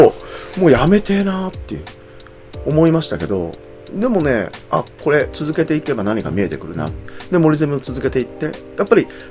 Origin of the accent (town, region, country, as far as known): Aichi, Japan; born or raised there; moved away; also born or lived in Kagoshima